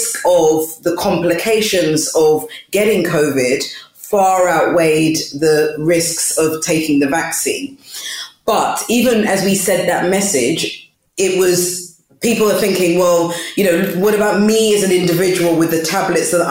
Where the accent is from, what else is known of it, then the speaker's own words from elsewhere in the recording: London, United Kingdom; I was born and bred in East London, but originally from Ghana